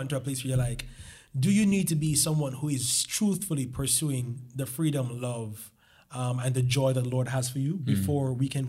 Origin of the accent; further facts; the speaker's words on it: Jamaica; now in Miami, United States; I'm 29 years old. I moved here from Jamaica.